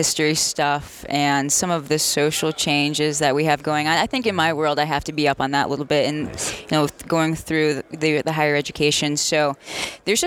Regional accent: Connecticut, United States; I'm from Connecticut, so I'm a diehard UConn basketball

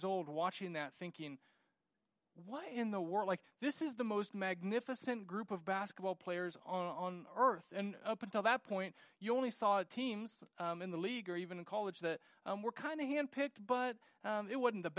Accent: United States; growing up in the United States

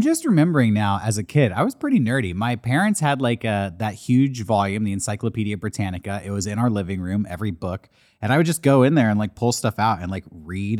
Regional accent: California, United States; I'm from the West Coast. I'm a California boy, born and bred.

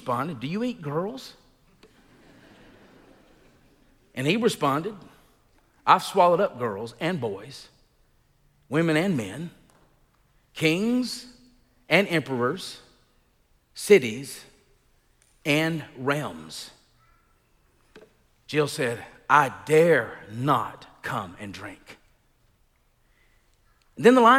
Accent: Elba, Alabama, United States; moved away; I grew up in Elba

